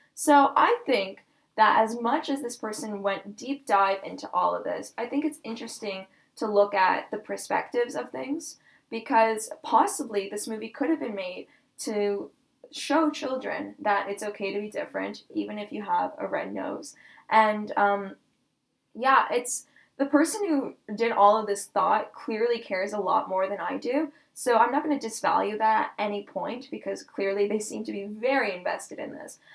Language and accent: English; Chicago, Illinois, United States; now in Canada; I'm actually from Chicago, but I live in Canada